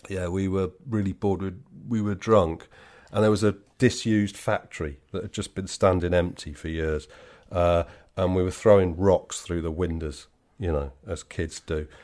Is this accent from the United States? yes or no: no; West Midlands, United Kingdom; I'm from the West Midlands, right? So I'm in no position to laugh at people's accents.